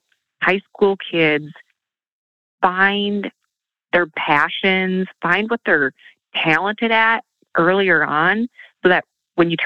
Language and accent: English; southern Minnesota, United States; came back in my hometown and worked in a beautiful salon